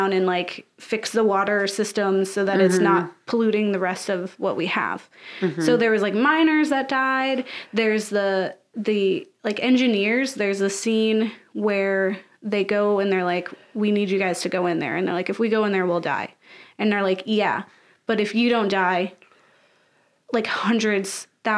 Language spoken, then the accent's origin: English; United States; being an American